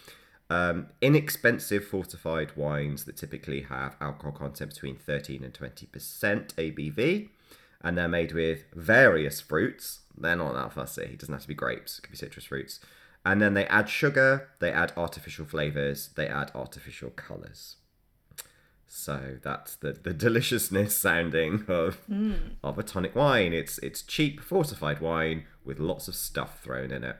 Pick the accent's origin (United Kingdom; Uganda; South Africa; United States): United Kingdom; Devon, South West England; moved away; Devon, England. My old neck of the woods.